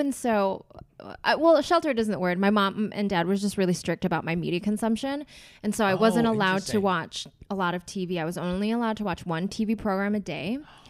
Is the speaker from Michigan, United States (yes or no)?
yes; Michigan, United States; So I grew up in Michigan.